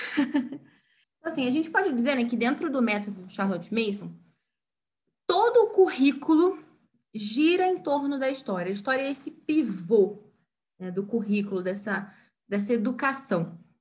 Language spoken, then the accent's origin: Portuguese; Brazil; nós brasileiros